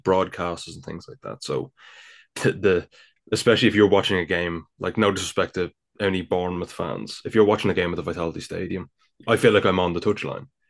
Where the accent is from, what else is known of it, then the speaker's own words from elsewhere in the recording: Ireland; I'm clearly from the Republic of Ireland